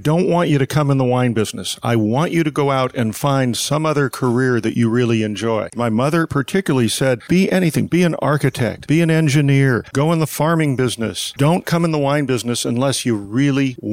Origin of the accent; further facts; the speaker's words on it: St. Helena, California, United States; from the time I was 6 months old, of growing up literally 100 yards from the Charles Krug Winery